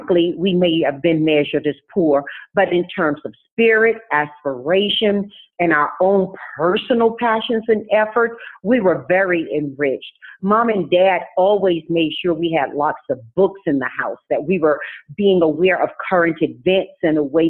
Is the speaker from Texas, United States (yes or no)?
no; Tarboro, North Carolina, United States; moved away; I was raised in Tarboro, North Carolina, which is a very deep South community